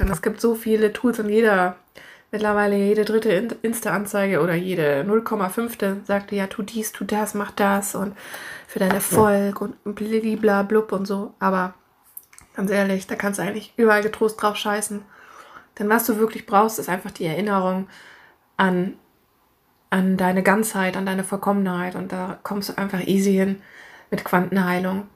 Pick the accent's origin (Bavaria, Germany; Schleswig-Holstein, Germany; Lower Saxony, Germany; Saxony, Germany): Bavaria, Germany; Munich; now in Hamburg, Germany; wir kommen ja alle ursprünglich aus München